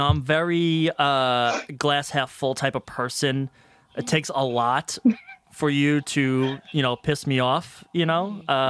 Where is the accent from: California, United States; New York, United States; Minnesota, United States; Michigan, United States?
New York, United States; Long Island; I am from Long Island, New York.